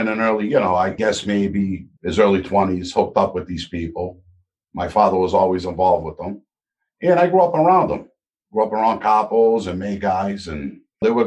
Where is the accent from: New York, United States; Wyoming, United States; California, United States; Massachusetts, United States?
Massachusetts, United States; Boston; I grew up in the North End in East Boston, and the North End is a little Italy in Boston